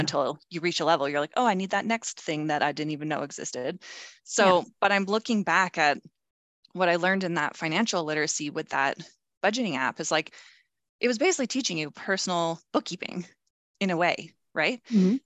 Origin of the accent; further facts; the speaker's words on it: Calgary, Alberta, Canada; moved away; I moved back to my hometown, which is Calgary, Alberta, Canada